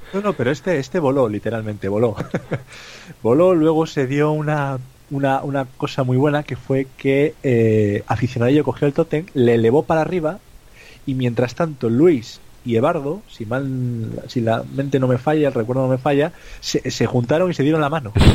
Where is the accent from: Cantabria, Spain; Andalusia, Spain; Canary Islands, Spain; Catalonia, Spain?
Cantabria, Spain; los que somos de Cantabria